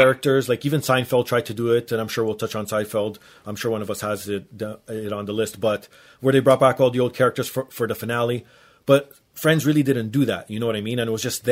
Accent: Toronto, Ontario, Canada; I'm from Toronto.

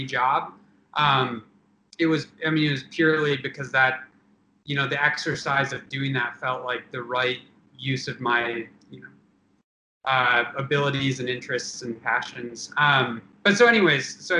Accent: Traverse City, Michigan, United States; I'm from Northern Michigan, from Traverse City.

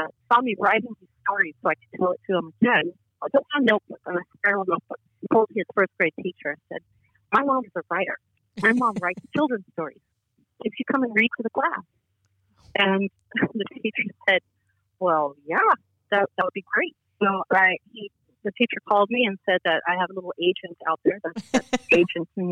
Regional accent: Los Angeles, California, United States; I grew up in Hollywood

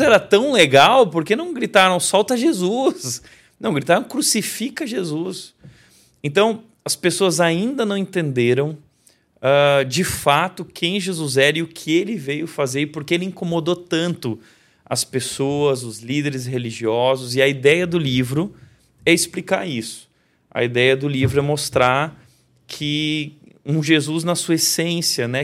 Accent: Rio Grande do Sul, Brazil; sou gaúcho

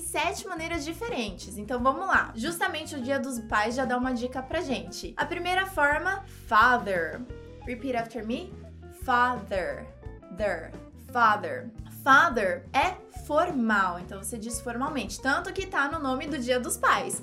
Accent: Brazil; nós, brasileiros

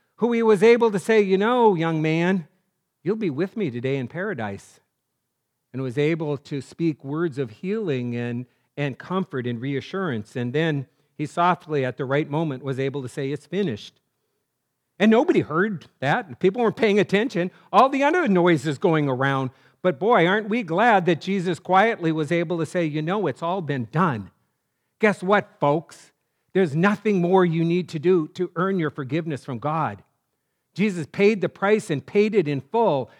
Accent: North Dakota, United States; I'm from North Dakota

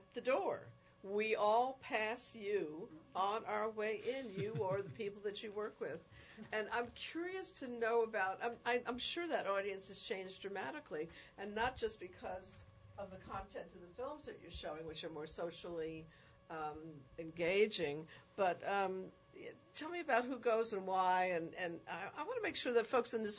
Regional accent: New York City, New York, United States; I was raised in the Bronx, in the South Bronx, in a very multidimensional community.

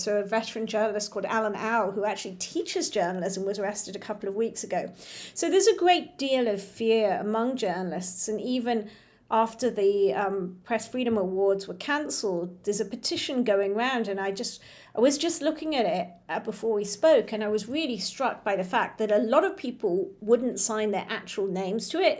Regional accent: Hong Kong; I grew up in Hong Kong

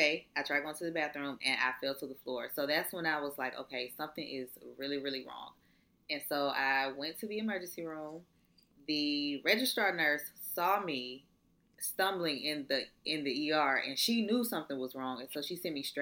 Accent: Atlanta, Georgia, United States; also born or lived in Valdosta, Georgia; I'm in college, not where I'm from. I'm from Atlanta

